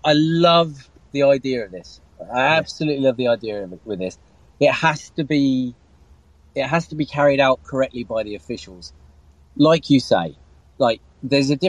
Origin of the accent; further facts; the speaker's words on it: England, United Kingdom; I grew up watching football in England